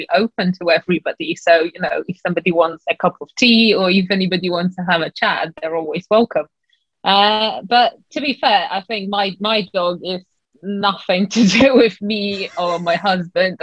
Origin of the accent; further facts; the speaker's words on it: Poland; moved away as an adult; now in London, United Kingdom; I came originally from Poland